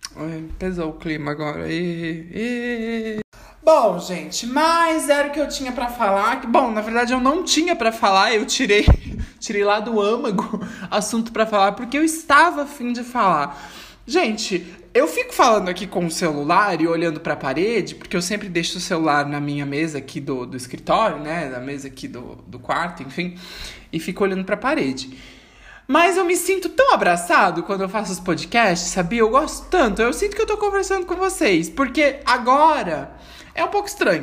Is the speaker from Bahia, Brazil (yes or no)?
no; São Paulo, Brazil; eu sou paulista, eu sou cria